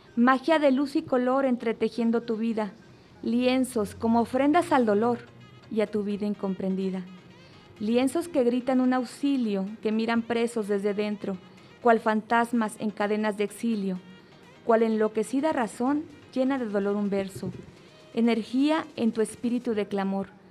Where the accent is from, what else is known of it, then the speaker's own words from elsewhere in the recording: Mexico; yo como mexicana